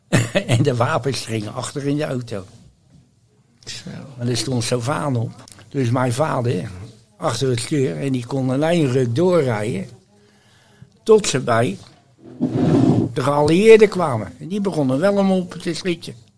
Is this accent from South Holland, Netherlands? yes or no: yes; Rotterdam, South Holland, Netherlands; also born or lived in Barneveld; Niet geboren in Rotterdam, maar wel getogen. Getogen? Vanwege de oorlog ben ik geboren in Barneveld.